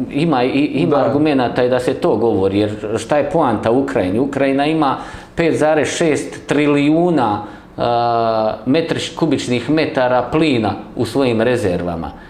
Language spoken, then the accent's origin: Croatian; Bosnia & Herzegovina; ovo što mi trenutno doživljavamo kao Hrvati u Bosni i Hercegovini.